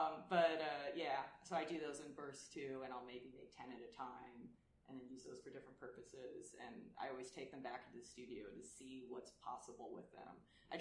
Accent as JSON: {"language": "English", "town": "Los Angeles", "region": "California", "country": "United States", "tie": "born or raised there", "also_born_or_lived": "Germany", "said": "being a California artist, I mean, I grew up there. I'm from Los Angeles."}